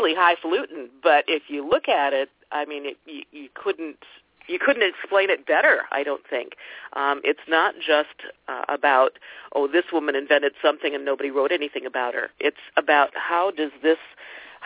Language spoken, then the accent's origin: English; Ohio, United States; I'm from Ohio